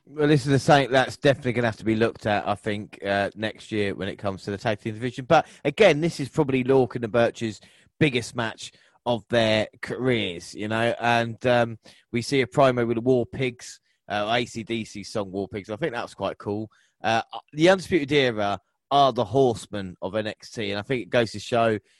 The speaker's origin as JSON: {"language": "English", "region": "England", "country": "United Kingdom", "said": "we're so English"}